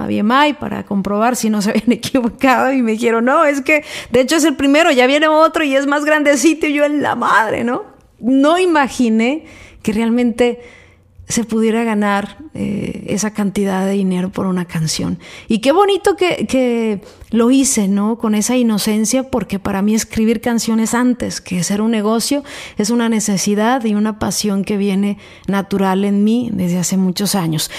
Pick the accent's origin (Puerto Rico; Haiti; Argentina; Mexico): Mexico; soy mexicana